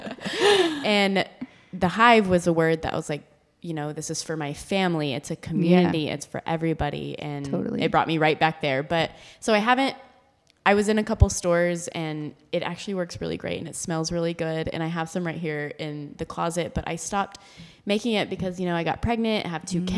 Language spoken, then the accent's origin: English; Austin, Texas, United States; Like it, we're from Austin.